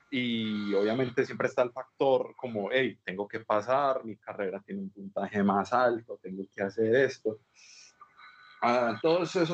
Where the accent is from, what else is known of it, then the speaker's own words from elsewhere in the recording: Antioquia, Colombia; cuando yo llegué de primera sola de Antioquia, yo no sabía yo